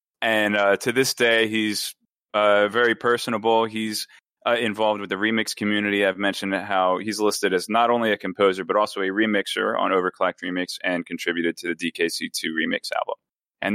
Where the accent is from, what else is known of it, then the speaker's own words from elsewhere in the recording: United Kingdom; Yeah, right. Yeah, I'm British, mate.